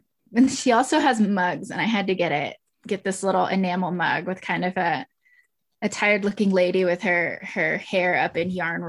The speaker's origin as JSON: {"language": "English", "town": "Houston", "region": "Texas", "country": "United States", "tie": "born or raised there", "said": "I grew up in Houston and I always really identified more with Latin American and Mexican art growing up because that's the sort of hair I have."}